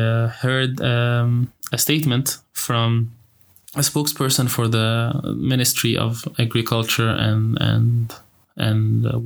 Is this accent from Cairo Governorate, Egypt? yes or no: no; Alexandria Governorate, Egypt; I'm from Alexandria